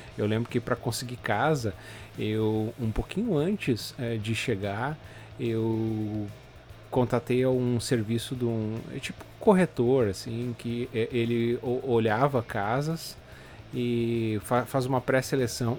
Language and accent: Portuguese; Novo Hamburgo, Rio Grande do Sul, Brazil; moved away as an adult; also born or lived in Porto Alegre; now in Canada; eu vim de Porto Alegre, na verdade, a minha cidade de Novo Hamburgo ali fica na região metropolitana de Porto Alegre